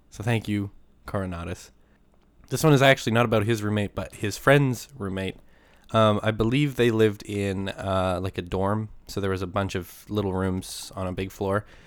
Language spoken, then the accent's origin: English; Bow River, Alberta, Canada; born or raised there